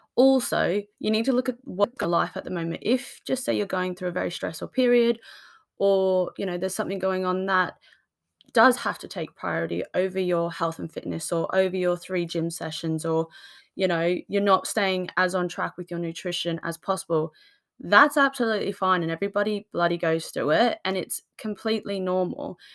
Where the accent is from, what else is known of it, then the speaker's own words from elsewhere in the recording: Australia; now in United Kingdom; I come from Australia, so I'm used to the sunshine